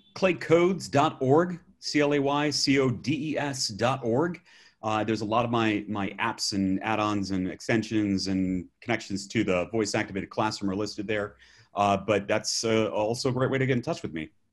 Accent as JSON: {"language": "English", "region": "Alabama", "country": "United States", "said": "I'm from Alabama"}